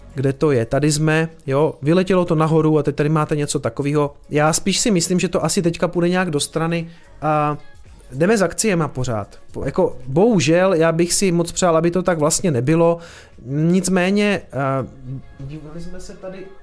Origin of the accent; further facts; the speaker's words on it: Prostějov, Olomouc Region, Czechia; jsem hloupý omezenec z Prostějova